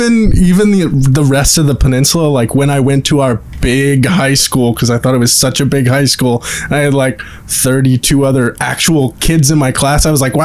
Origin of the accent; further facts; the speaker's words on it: Maine mid-coast, United States; moved away as an adult; I moved back home. I still didn't appreciate where I grew up, like the beautiful Maine mid-coast, Acadia National Park.